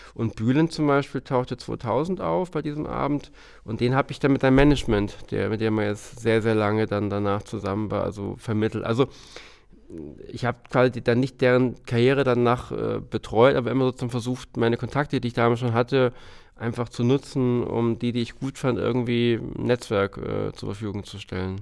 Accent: Hamburg, Germany; komm ja aus Hamburg und habe früh in Hamburg angefangen, zum Studium

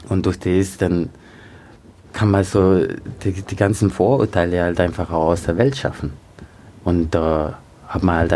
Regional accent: Austria; Aber als ich aufgewachsen bin in Österreich, war es schon äh, ein Thema auf jeden Fall, mit dem ich mich auseinandersetzen musste.

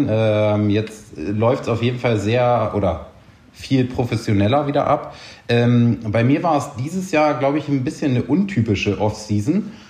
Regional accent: Buchholz, Lower Saxony, Germany; Ähm, ist quasi so der Bereich, also äh, in Norddeutschland da oben, südlich von Hamburg aufgewachsen.

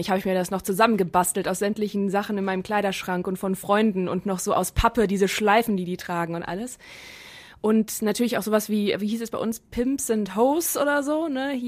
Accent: Rhineland, Germany; moved away; Ich komme aus dem Rheinland, da gibt es das auch.

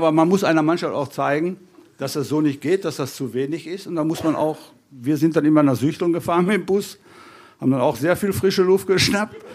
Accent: North Rhine-Westphalia, Germany; Und jetzt rede ich genauso viel als Westfale.

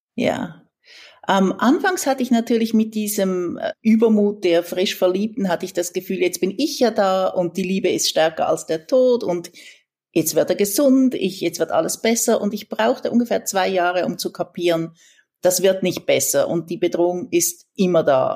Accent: Switzerland; moved away as an adult; also born or lived in San Francisco, United States / Mexico; als Schweizerin

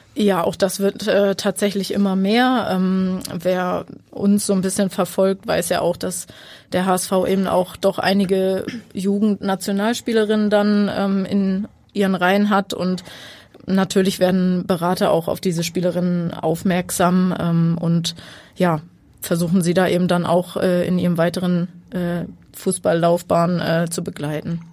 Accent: near Buxtehude, Lower Saxony, Germany; Ich komme aus der Nähe von Buxtehude, wohne

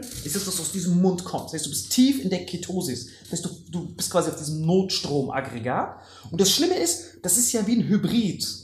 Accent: Germany; Bei uns in Deutschland

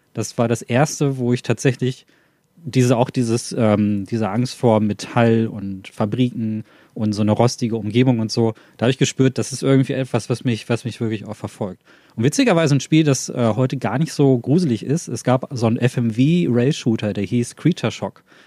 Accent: Ruhr area, North Rhine-Westphalia, Germany; ich komme aus dem Ruhrpott, da gibt es viel von solchen alten Anlagen

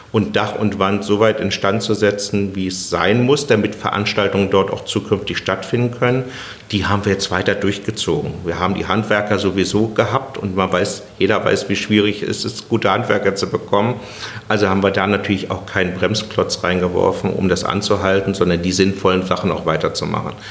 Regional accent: Berlin, Germany; Also da, wenn, da freut wenn man sich was, als Berliner.

